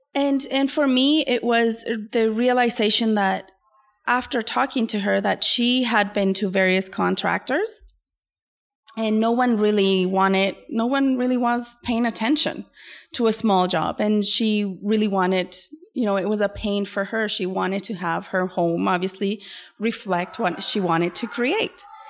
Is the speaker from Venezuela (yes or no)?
yes; Venezuela; now in Canada; I am originally from Venezuela